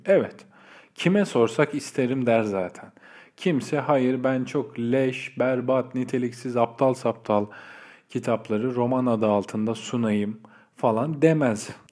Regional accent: Istanbul, Turkey; doğma büyüme İstanbullu biri olarak

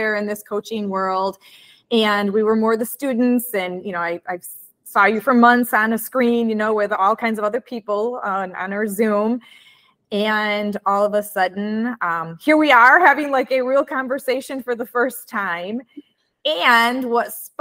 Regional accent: Midwest, United States; accent: Midwestern; my Midwestern accent

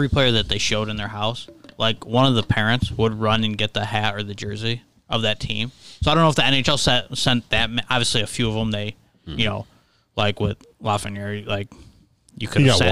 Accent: New York, United States; we grew up here in New York

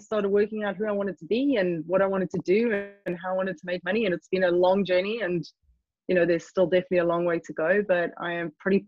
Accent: South Africa; moved away as an adult; now in London, United Kingdom; if you detect an accent, it's because I am not English. Born and bred in South Africa, moved here when I was 19.

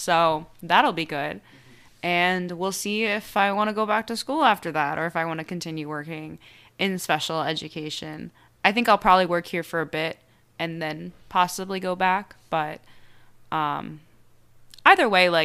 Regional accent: Shady Grove, Maryland, United States; moved away as an adult; also born or lived in Ohio / Marseille, France; now in New York City, United States; I grew up right outside of D.C.

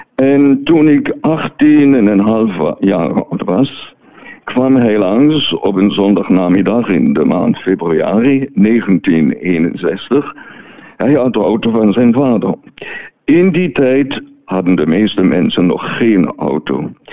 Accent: Neuhausen am Rheinfall, Schaffhausen, Switzerland; moved away as an adult; also born or lived in Martinique / Belgium / Germany; now in France; ik ben geboren en getogen in Neuhausen am Rijnveld, dus op de Rijn.

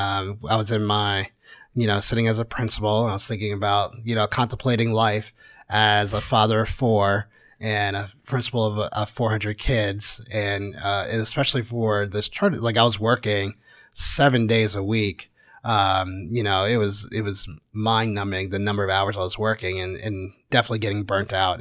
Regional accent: Connecticut, United States; moved away as an adult; also born or lived in Houston; now in Kansas City, United States; I grew up in Connecticut

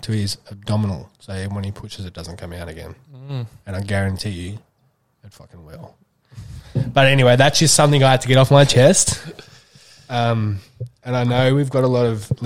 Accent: Australia; as any Australian person does

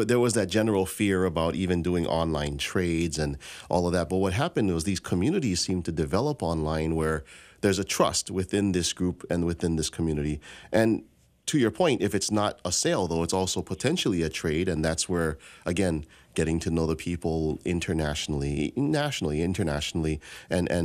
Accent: Hawaii, United States; growing up in Hawaii

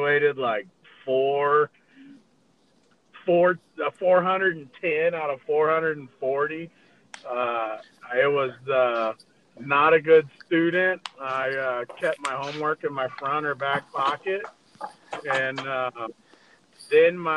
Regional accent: San Antonio, Texas, United States; I grew up in in San Antonio, Texas

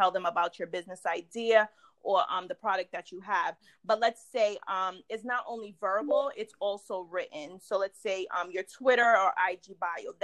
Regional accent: New York, United States; I'm from New York.

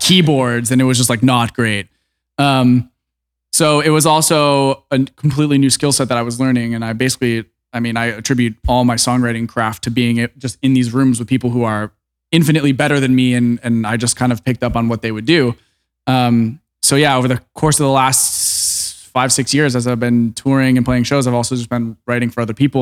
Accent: Orlando, Florida, United States; moved away; I grew up in Orlando

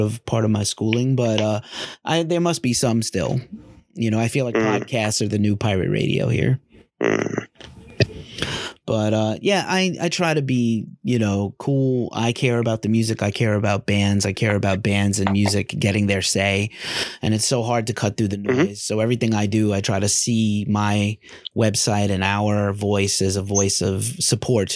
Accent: New York, United States; I'm clearly American from New York with an accent

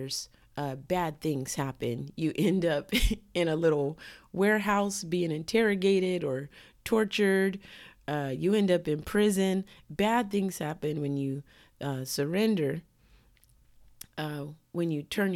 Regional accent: United States; I'm born and raised in America, so my culture is American

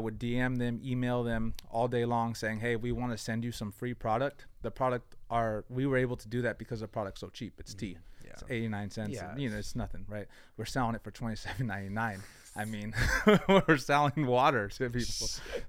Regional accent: San Jose, California, United States; I grew up on South San Jose, Blossom Hill. So I grew up there. Went to school, Willow Glen. And then I transferred districts over here to the South. And I went to Oak Grove, Santa Teresa.

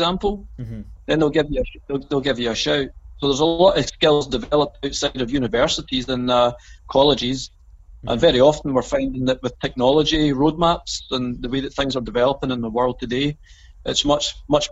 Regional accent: Hamilton, Scotland, United Kingdom; I came from the neighbouring town. I came from Hamilton.

